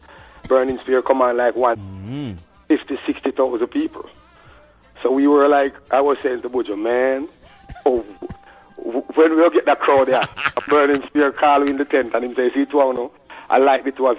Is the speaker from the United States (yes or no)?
no; Jamaica; We were brought up as warriors in Jamaica. Tough. You understand? We come from the Stone Street culture, where we don't learn to back down.